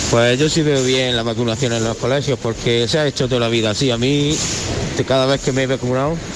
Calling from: Córdoba, Andalusia, Spain; Muy buenos días … de Córdoba.

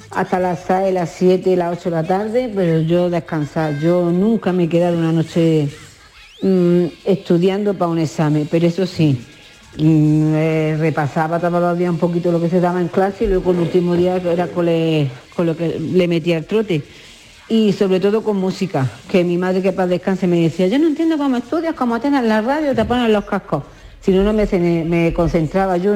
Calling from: Granada, Andalusia, Spain; aquí en Granada, ah, que soy la de Granada, que no lo he dicho

